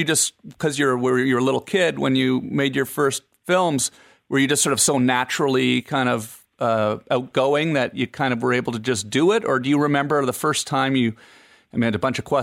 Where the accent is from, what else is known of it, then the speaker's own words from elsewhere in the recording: Canada; now in United States; I'm Canadian.